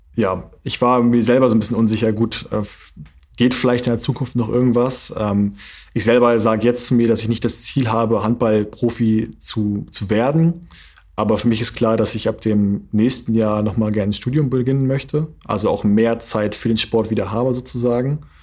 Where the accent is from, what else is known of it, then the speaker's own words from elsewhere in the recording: Flensburg, Schleswig-Holstein, Germany; also born or lived in Berlin / North Rhine-Westphalia; ich habe meine komplette Jugend äh, und Kindheit hier verbracht, hier oben. Deswegen ähm, würde ich eher sagen, dass ich Flensburger